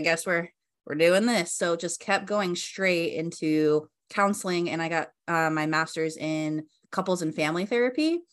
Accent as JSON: {"language": "English", "region": "Colorado", "country": "United States", "tie": "born or raised there", "moved": "as an adult", "lives_now": "Laguna Beach, United States", "said": "So I grew up in Colorado, and then I decided to move to California."}